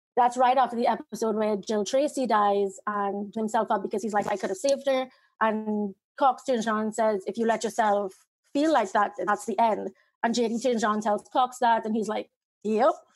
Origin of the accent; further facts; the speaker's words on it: Trinidad & Tobago; Trinidad, in the Caribbean